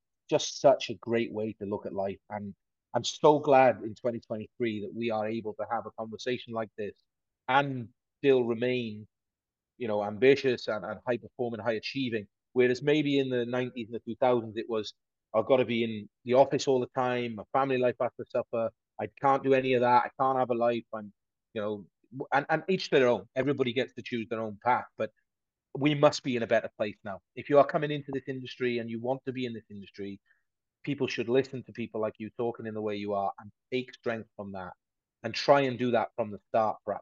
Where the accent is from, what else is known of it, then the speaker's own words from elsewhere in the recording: Aberystwyth, Wales, United Kingdom; I'm a boy from Aberystwyth in South Wales